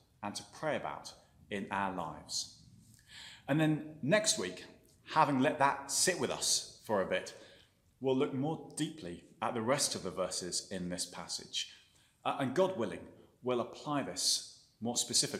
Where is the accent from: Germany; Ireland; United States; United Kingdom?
United Kingdom; England; moved away as an adult; now in Belfast, United Kingdom; I'm from England